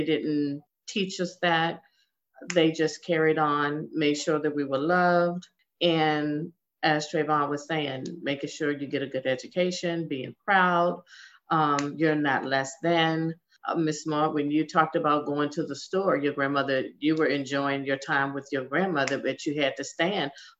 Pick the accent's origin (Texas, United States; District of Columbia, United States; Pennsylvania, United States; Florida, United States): District of Columbia, United States; Washington; I was born and raised in Washington, D.C.